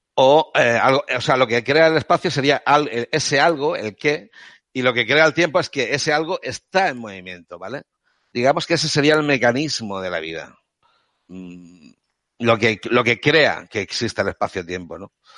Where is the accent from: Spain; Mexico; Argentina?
Spain; Catalonia; soy un catalán de Córdoba porque vengo de, provengo de una familia andaluza, pero yo he nacido en Cataluña y me siento catalán, parlo catalán